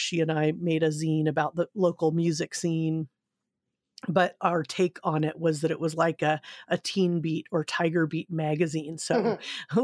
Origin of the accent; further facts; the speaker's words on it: Southern California, United States; also born or lived in Seal Beach, California / Grass Valley, California / Sacramento, California; I grew up in Southern California, um, in Seal Beach, which is uh, a nice little community, and then moved up to um, Grass Valley